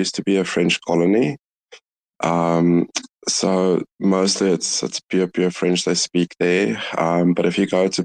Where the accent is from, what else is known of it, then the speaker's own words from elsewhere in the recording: Johannesburg, Gauteng, South Africa; also born or lived in Guinea; I am from South Africa, Johannesburg.